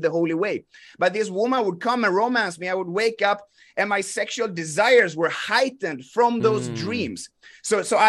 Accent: Sweden; I grew up in Sweden

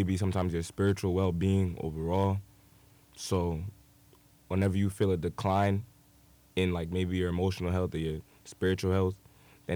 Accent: East Orange, New Jersey, United States; I'm from East Orange

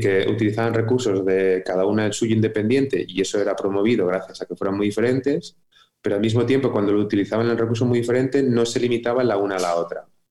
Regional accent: Madrid, Community of Madrid, Spain; yo nací en Madrid

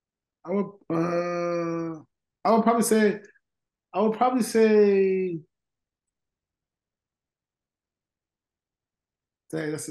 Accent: New York, United States; I'm from New York

